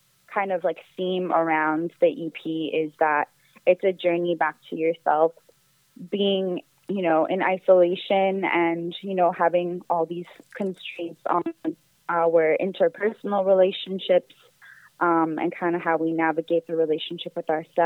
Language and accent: English; Victoria, British Columbia, Canada; moved away as an adult; now in Toronto, Canada; I'm originally from BC. I was born in Victoria, BC, and then I've been in Toronto for about 8 years.